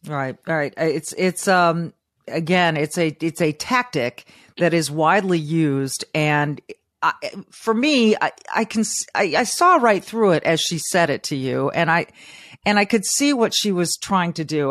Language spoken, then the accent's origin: English; Southern California, United States; I grew up in Southern California.